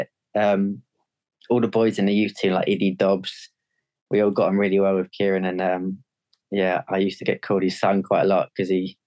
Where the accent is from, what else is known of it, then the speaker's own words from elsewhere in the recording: Ipswich, East of England, United Kingdom; we're from Ipswich, so all my family were there as like fans